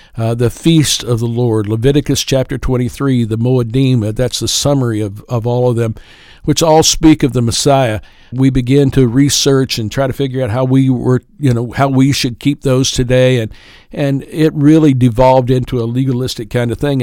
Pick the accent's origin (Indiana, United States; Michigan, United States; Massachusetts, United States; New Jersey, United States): Indiana, United States; Kendallville; also born or lived in Prestonsburg, Kentucky / Floyd County, Kentucky; I was raised in Kendallville, Indiana, went to school at East Noble High School